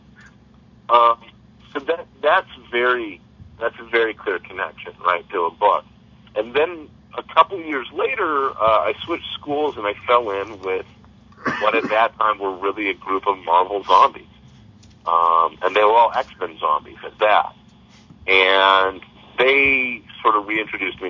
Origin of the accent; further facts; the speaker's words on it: Monterey, California, United States; my hometown of Monterey, California